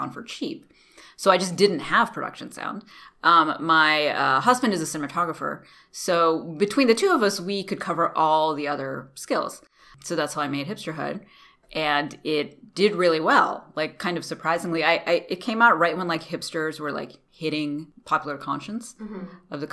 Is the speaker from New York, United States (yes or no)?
no; North Carolina, United States; now in Los Angeles, United States; I am Indian, as in my parents are from India, but I grew up in North Carolina. So I grew up in the South